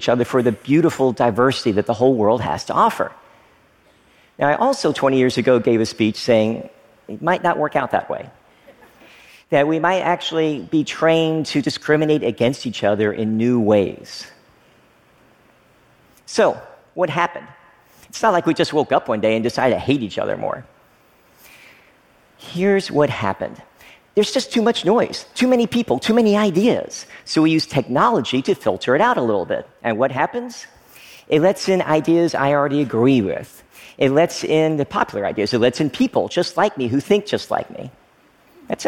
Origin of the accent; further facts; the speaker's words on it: Frankfort, Kentucky, United States; moved away as an adult; also born or lived in Oneida, Tennessee / Stearns, Kentucky; I was born in Oneida, Tennessee, right across the state border from a small coal mining town, Stearns, Kentucky. And I lived there for the first few years of my life before moving to another small town, Frankfort, Kentucky. Basically, I grew up in small town America